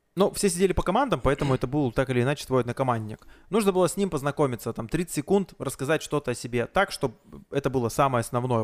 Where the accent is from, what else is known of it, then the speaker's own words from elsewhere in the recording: Blagoveshchensk, Amur Oblast, Russia; с Дальнего Востока, с Благовещенска приехал, вот там мир мероприятие веду